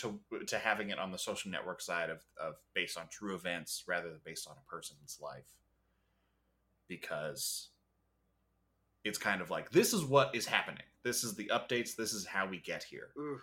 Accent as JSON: {"language": "English", "town": "Waterloo", "region": "Ontario", "country": "Canada", "said": "I'm from Waterloo, where the fucking vampires hang out."}